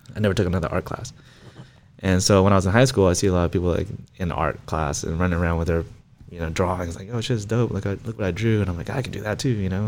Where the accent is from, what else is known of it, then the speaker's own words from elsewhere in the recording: Riverside, California, United States; I was born in Riverside. I mean, lived there my whole life.